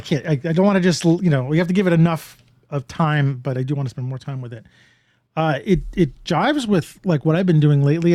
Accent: New York, United States; being a New Yorker

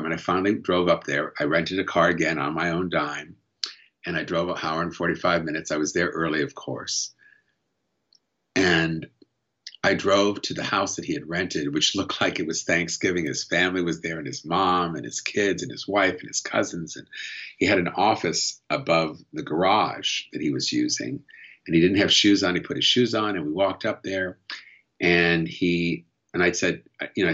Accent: United States; as an American

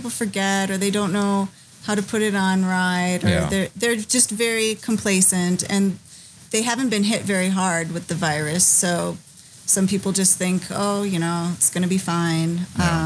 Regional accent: Chicago, Illinois, United States; we're from Chicago

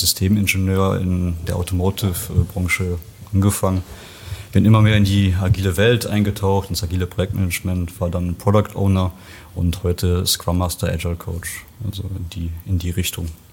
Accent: Bocholt, North Rhine-Westphalia, Germany; also born or lived in Poland / Bochum; wir sind dann mit eins rüber äh, nach Nordrhein-Westfalen, Bocholt, Westmünsterland, da bin ich dann aufgewachsen

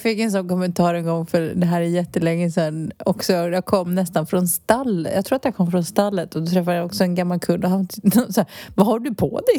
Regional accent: Stockholm, Stockholm County, Sweden; moved away as an adult; now in Spain; Jag är ju uppvuxen i Stockholms innerstad

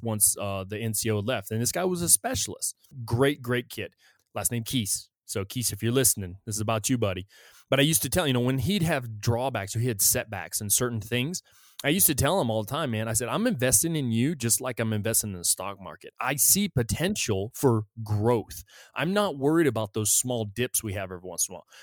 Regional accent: United States; I felt safe as an American. As an American citizen

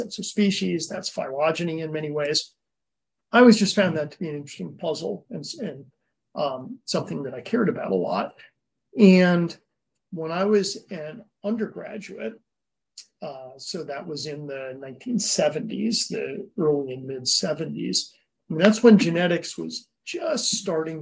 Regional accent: a little town outside of New Haven, Connecticut, United States; now in California, United States; I was raised in a little town outside of New Haven, Connecticut

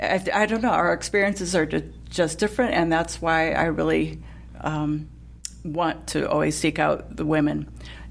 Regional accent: Fort Wayne, Indiana, United States; I'm from Fort Wayne, and there's a big Lincoln Museum there

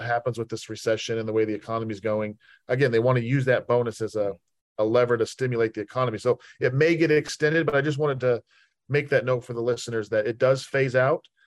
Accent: Salt Lake City, Utah, United States; moved away as an adult; also born or lived in Richmond; I was born and raised in Salt Lake City, Utah

